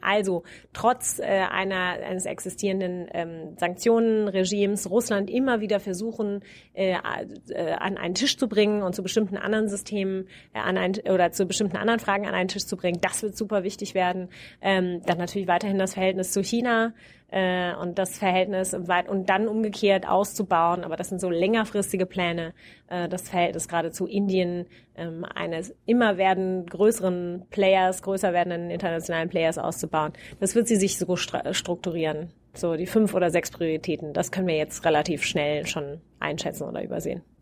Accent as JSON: {"language": "German", "town": "Wiesbaden", "region": "Hesse", "country": "Germany", "tie": "born or raised there", "moved": "as an adult", "lives_now": "Cambridge, United States", "said": "meiner Heimatstadt Wiesbaden"}